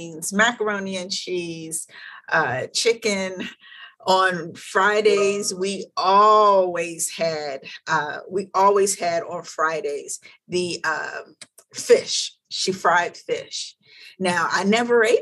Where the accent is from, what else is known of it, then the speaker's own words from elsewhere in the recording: Philadelphia, Pennsylvania, United States; moved away; So I'm originally from West Philadelphia